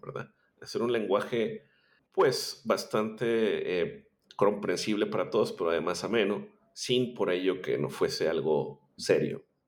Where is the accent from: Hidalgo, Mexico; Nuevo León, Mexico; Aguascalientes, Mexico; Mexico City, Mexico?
Nuevo León, Mexico; Monterrey; born or raised there